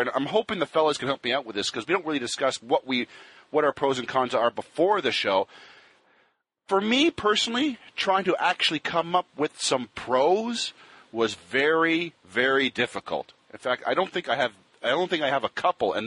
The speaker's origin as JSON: {"language": "English", "country": "Canada", "said": "the four of us are Canadian."}